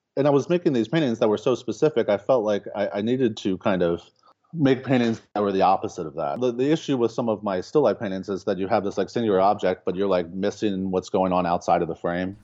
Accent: Baltimore, Maryland, United States; moved away as an adult; now in Lincoln, Nebraska, United States; I grew up in, uh, in Baltimore.

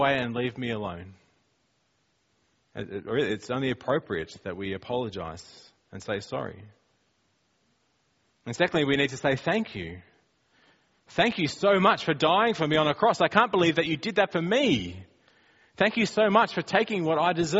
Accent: Australia; we're from Australia and we speak like that.

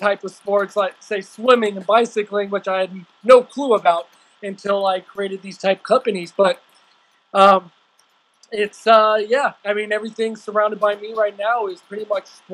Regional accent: California, United States; also born or lived in Washington; I've been born and raised in California, lived out here pretty much my entire life, except for going to college and up there in Washington

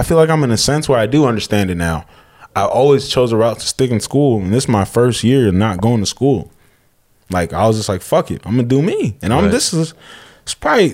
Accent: Escondido, California, United States; growing up in Escondido and shit, in San Diego in general

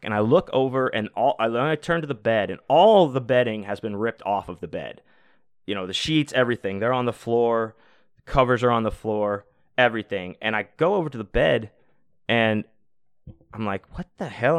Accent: Texas, United States; I'm from Texas too

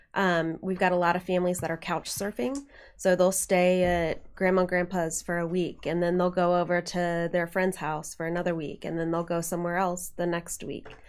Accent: Dayton, Ohio, United States; moved away as an adult; also born or lived in Cincinnati, Ohio; now in Indiana, United States; Grew up in Dayton, went to college in Cincinnati

